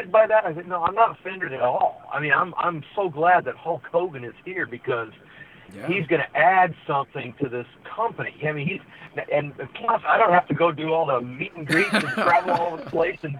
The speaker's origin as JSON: {"language": "English", "town": "Santa Clarita", "region": "California", "country": "United States", "tie": "born or raised there", "said": "I grew up in the Santa Clarita Valley"}